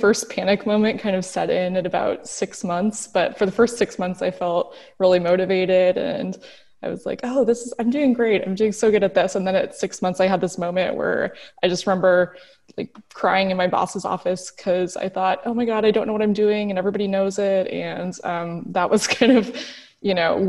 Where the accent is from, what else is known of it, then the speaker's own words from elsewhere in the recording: Seattle, Washington, United States; moved away as an adult; also born or lived in San Francisco; now in Berlin, Germany; I'm born and raised in Seattle.